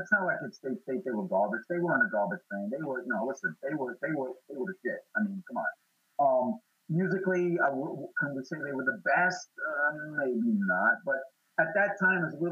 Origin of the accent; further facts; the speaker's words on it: New York, United States; I'm from New York